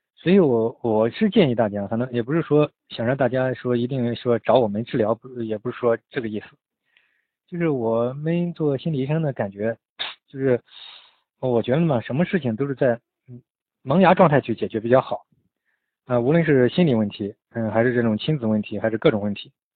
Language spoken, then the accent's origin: Chinese; China; 我们中国人嘛，就很多，就是这样